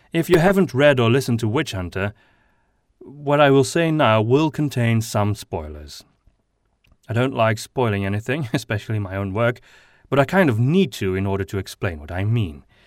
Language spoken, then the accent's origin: English; Flanders, Belgium; accent: Flemish; first language Flemish (Dutch); English is a second language; Flemish is my mother tongue, which is a kind of Dutch